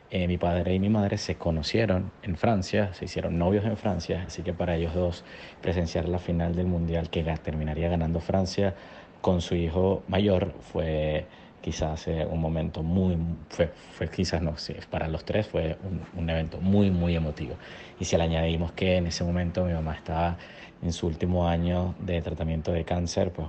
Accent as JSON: {"language": "Spanish", "town": "Puerto Ordaz", "region": "Bolívar", "country": "Venezuela", "tie": "born or raised there", "said": "nací en Puerto Ordaz, vengo del sur del país"}